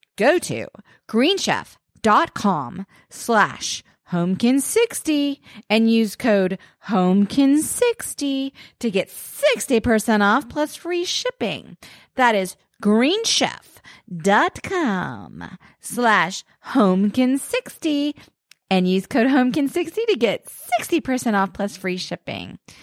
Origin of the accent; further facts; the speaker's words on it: East Coast, United States; now in Los Angeles, United States; I grew up on the East Coast